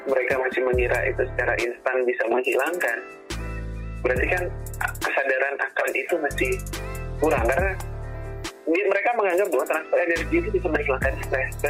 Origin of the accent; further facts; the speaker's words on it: Lampung, Indonesia; Contoh lah aku dari Lampung, di Lampung itu belum ada S2 psikologi profesi tapi kalau S1-nya ada banyak gitu